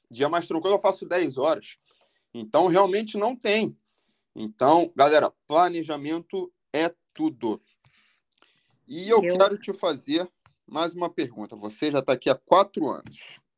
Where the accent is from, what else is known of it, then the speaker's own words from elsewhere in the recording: Rio de Janeiro, Brazil; moved away as an adult; eu cresci na Taquara, cara.